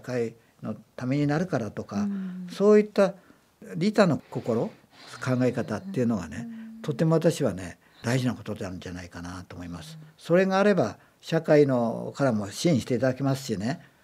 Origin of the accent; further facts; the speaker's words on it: Aizuwakamatsu, Fukushima, Japan; moved away as an adult; also born or lived in Isesaki, Gunma; now in Gunma, Japan; 福島県の会津の生まれでですね